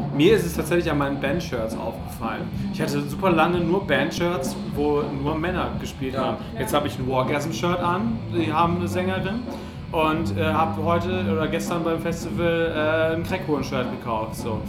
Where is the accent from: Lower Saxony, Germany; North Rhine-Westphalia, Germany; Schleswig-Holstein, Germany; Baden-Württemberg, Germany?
North Rhine-Westphalia, Germany; Essen; also born or lived in Cologne; in Essen, wo ich geboren bin